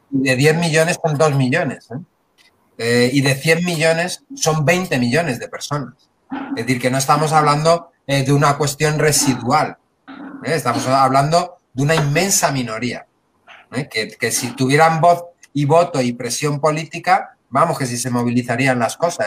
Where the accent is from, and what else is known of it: Spain